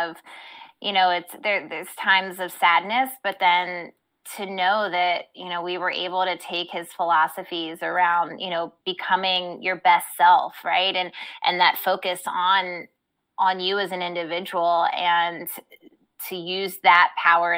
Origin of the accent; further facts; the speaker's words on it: Baltimore, Maryland, United States; I grew up here in Baltimore